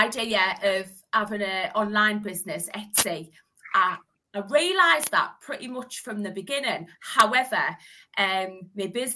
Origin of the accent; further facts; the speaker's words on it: Hartlepool, North East England, United Kingdom; I'm from the Northeast. I'm from Hartlepool.